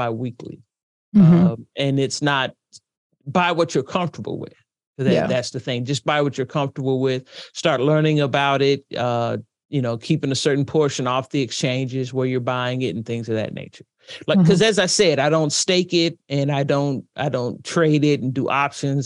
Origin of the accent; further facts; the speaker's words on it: United States; As an American